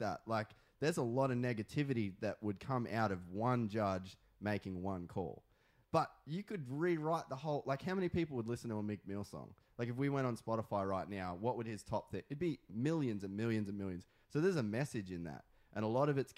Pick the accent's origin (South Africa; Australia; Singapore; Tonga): Australia; now in California, United States; I'm Australian. I'm not American.